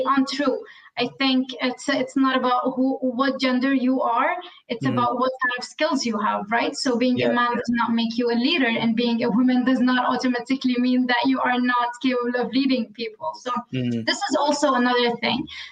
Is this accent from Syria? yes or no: yes; Syria; originally, first, I come from Syria, and that's, of course, in the Middle East